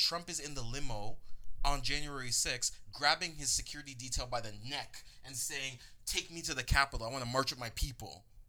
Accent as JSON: {"language": "English", "country": "Canada", "said": "as a Canadian, you just watch from a distance."}